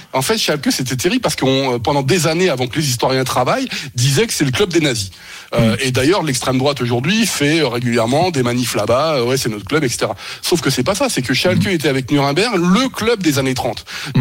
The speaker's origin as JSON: {"language": "French", "region": "Normandy", "country": "France", "said": "je suis normand, moi, d'origine"}